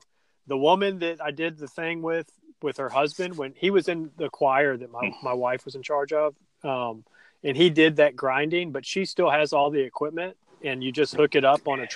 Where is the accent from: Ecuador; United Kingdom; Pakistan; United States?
United States; Stone Mountain, Georgia; I grew up in Stone Mountain, and I was born in the late 70s